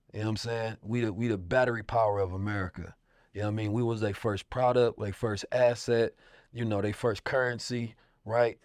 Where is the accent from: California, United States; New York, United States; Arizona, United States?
California, United States; Oakland; Growing up in Oakland